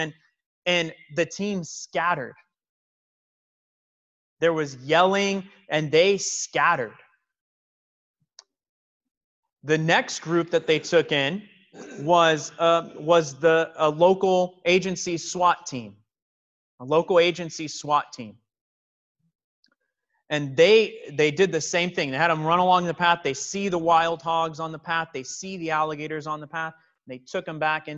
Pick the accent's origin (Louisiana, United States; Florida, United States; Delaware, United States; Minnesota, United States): Florida, United States; Miami; taking field trips in elementary school growing up in Miami